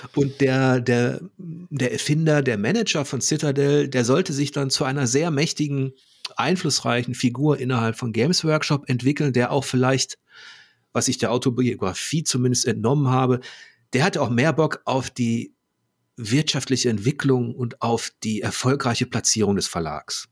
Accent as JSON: {"language": "German", "country": "Germany", "said": "als Deutscher"}